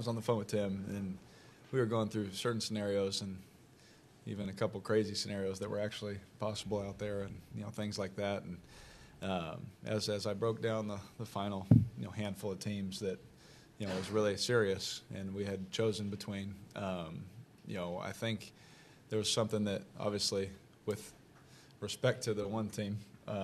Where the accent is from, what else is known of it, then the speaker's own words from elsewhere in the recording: Oakland, California, United States; also born or lived in Las Vegas; so I'm from Oakland and Las Vegas, you know, but we're learning.